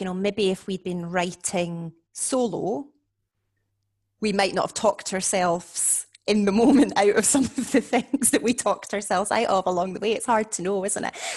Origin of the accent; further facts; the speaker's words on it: Scotland, United Kingdom; now in Warwick, United Kingdom; I am Scottish, obviously, but I'm now based at Warwick University